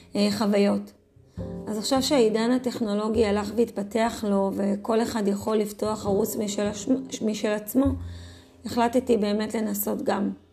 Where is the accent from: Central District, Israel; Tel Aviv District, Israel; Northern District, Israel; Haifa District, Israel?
Northern District, Israel; Safed; now in Adi, Israel; נולדתי וגדלתי, אה, בצפת